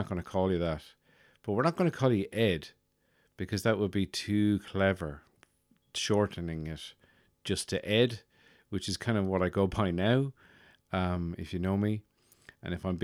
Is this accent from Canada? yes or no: no; Birr, County Offaly, Ireland; moved away; my hometown in Burr County Offaly